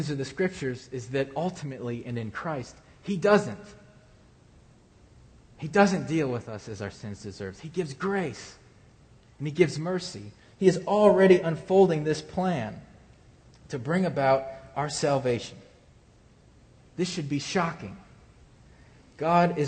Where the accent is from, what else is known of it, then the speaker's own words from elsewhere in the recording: Ohio, United States; moved away; I come from Ohio